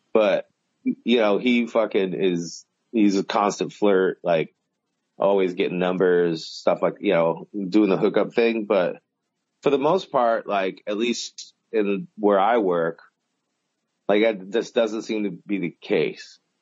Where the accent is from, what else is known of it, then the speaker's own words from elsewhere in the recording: Southern California, United States; I grew up in Southern California